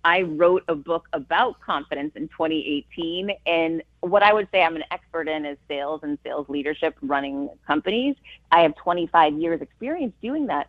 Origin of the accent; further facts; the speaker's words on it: Worcester, Massachusetts, United States; I grew up poor in Worcester, Massachusetts